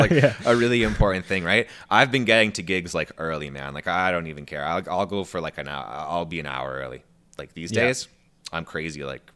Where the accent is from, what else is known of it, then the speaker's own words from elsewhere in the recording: Canada; I feel like I'm Canadian-ing it up more on the podcast than usual. Like, you know